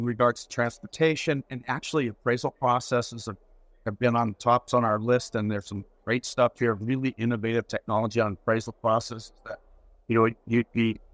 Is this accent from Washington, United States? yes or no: yes; Seattle, Washington, United States; now in Canada; I'm originally from Seattle.